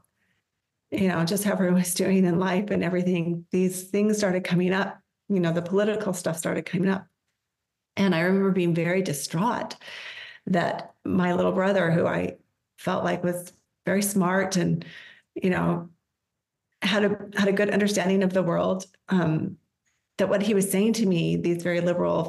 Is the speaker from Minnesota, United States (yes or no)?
no; Colorado, United States; moved away as an adult; also born or lived in Washington State / Massachusetts; now in Mesa, Arizona, United States; when we moved to Colorado, I was 10 and I was raised most of my life there.